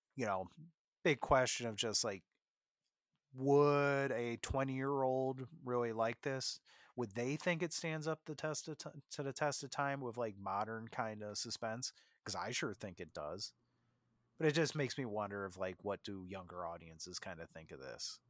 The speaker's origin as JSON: {"language": "English", "town": "Jamestown", "region": "New York", "country": "United States", "tie": "born or raised there", "lives_now": "Buffalo, United States", "said": "from my hometown, Lucille Ball"}